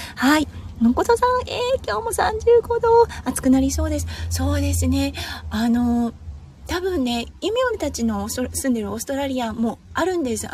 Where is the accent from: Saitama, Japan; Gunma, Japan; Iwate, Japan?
Iwate, Japan; now in Australia; 岩手県出身なので